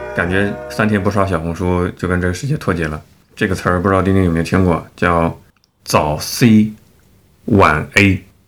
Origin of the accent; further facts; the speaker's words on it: China; 我们是中国人，我们都会说不，不会说英语